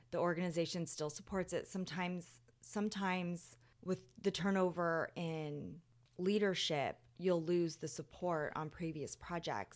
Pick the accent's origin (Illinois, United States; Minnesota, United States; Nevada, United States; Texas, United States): Nevada, United States; Las Vegas; moved away as an adult; now in New Orleans, United States; I grew up in Las Vegas